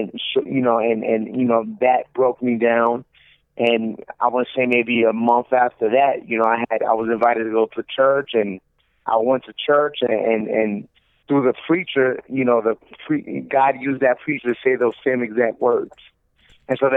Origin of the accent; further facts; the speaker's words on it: New Jersey, United States; moved away as an adult; also born or lived in New York City, New York; now in Orlando, United States; I was born in New York City, Washington Heights, New York City, and raised in New Jersey. And I'm currently in Orlando, Florida